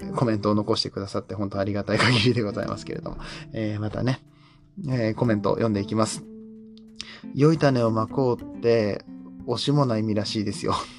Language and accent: Japanese; Nagoya, Aichi, Japan; 僕は名古屋の出身